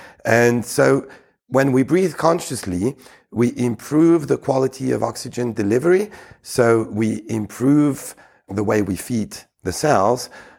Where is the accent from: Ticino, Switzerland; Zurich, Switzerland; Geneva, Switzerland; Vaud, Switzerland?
Geneva, Switzerland; I was raised in Geneva, in Switzerland. Originally, I'm Greek, so I feel very much at home in any Mediterranean country.